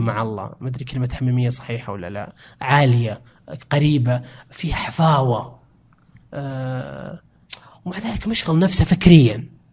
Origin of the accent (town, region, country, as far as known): Saudi Arabia